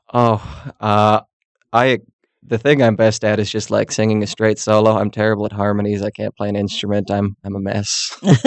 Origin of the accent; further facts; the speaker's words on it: Mayville, Wisconsin, United States; moved away; my hometown in Mayville, Wisconsin